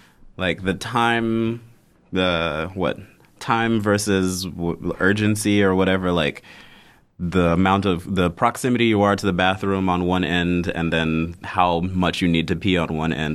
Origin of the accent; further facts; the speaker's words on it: Houston, Texas, United States; also born or lived in Zimbabwe / Tanzania / Fort Lauderdale, Florida, United States; But I was born in Zimbabwe. and left there as a baby, so I don't remember anything about Zimbabwe. Grew up in Houston, Texas from 1 to 7, and then moved to Tanzania, where I stayed until I was 12.